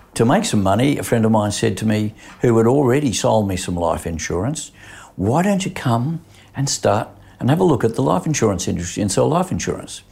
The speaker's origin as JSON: {"language": "English", "town": "Sydney", "region": "New South Wales", "country": "Australia", "tie": "born or raised there", "also_born_or_lived": "Petersham", "said": "I grew up in, uh, Concord West initially. We then moved to Petersham"}